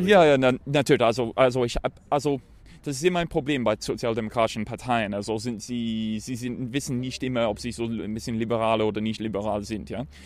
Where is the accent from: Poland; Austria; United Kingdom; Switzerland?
United Kingdom; German is a second language; now in Denmark; ich komme aus Großbritannien, wohne in Dänemark